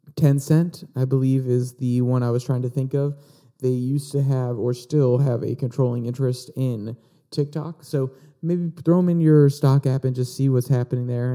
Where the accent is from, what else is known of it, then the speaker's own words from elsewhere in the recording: Virginia, United States; my home state of Virginia